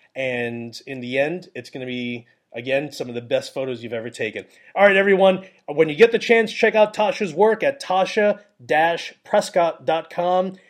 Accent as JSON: {"language": "English", "region": "New York", "country": "United States", "said": "I'm from New York"}